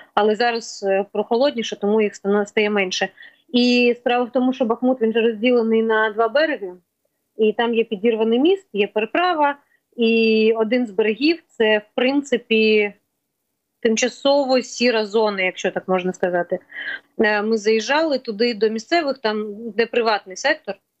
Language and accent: Ukrainian; Kyiv, Ukraine; ми кияни, ми впряглися з 24-го